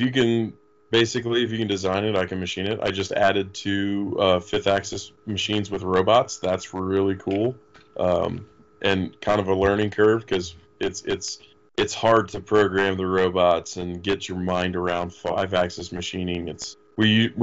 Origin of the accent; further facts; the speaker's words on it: Florida, United States; I'm from Florida originally